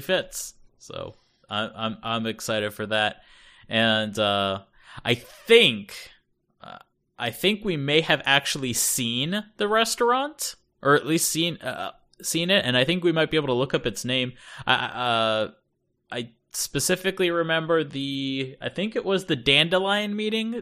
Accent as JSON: {"language": "English", "country": "United States", "tie": "born or raised there", "first_language": "English", "moved": "as an adult", "lives_now": "Japan", "said": "growing up in North America"}